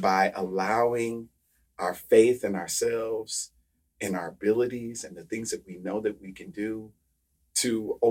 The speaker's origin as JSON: {"language": "English", "region": "Midwest", "country": "United States", "moved": "as an adult", "lives_now": "Philadelphia, United States", "said": "I'm from the Midwest"}